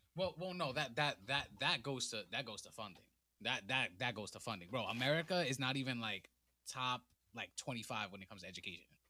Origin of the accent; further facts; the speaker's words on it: New York City, New York, United States; I come straight out of the Boogie Down Bronx, fr-, straight outta High Bridge.